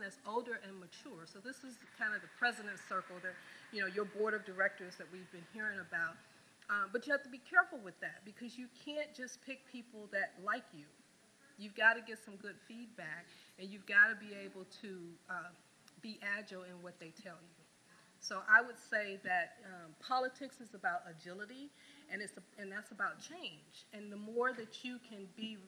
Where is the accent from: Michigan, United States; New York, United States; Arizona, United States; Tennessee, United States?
Michigan, United States; Detroit; also born or lived in Louisiana; I'm originally from Detroit. I grew up right here, went to high school here